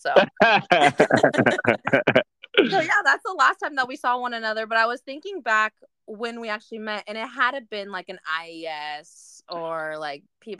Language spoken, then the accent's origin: English; Hayward, California, United States; I grew up in the Portuguese community, it was so small because my parents just went to where the Hayward Halls